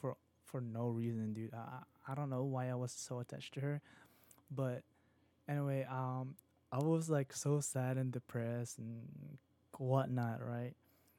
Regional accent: Virginia, United States; I was just like here in Virginia. I'm just from Virginia, and I travel up north, probably what New York and Philadelphia and Washington.

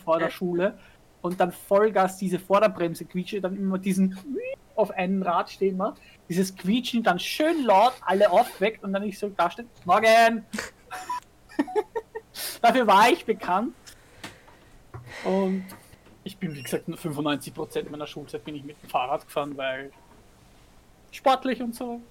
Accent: Vienna, Austria; bei uns in Wien

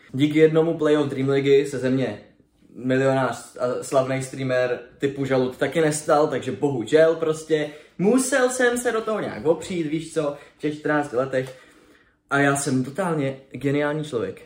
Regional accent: Brno, South Moravian Region, Czechia; Jsem z Brna, takže jsem měl výstaviště relativně poblíž

